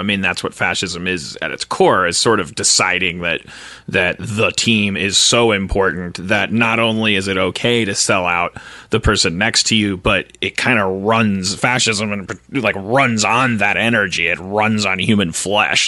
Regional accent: Wisconsin, United States; I'm from Wisconsin. I was raised in the 70s

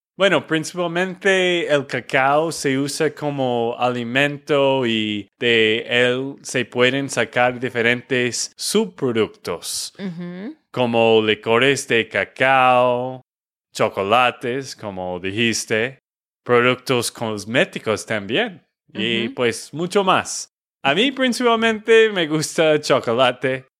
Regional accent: Texas, United States; de Texas, Estados Unidos

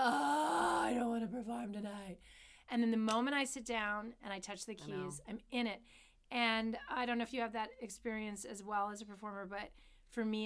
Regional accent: Canada; a Canadian artist

